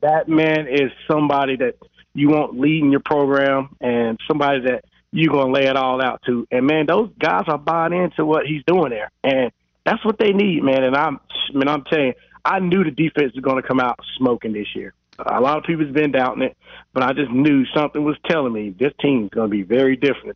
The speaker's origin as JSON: {"language": "English", "town": "Charlotte", "region": "North Carolina", "country": "United States", "tie": "born or raised there", "said": "We're back in Charlotte"}